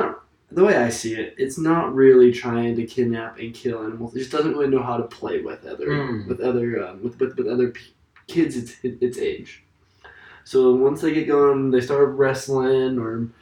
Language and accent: English; Utah, United States; We're from Utah